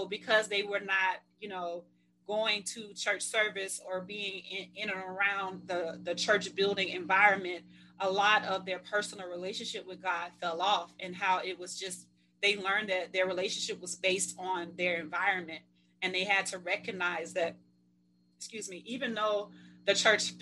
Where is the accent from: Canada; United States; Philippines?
United States; Mississippi; I'm from Mississippi, so, you know, old school